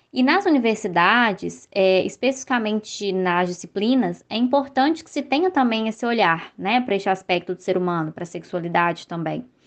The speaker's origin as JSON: {"language": "Portuguese", "town": "Belo Horizonte", "region": "Minas Gerais", "country": "Brazil", "said": "eu sou aqui de BH"}